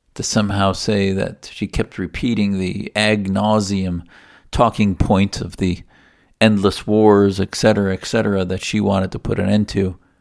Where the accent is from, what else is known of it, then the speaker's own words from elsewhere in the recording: United States; also born or lived in Arizona; as an American Muslim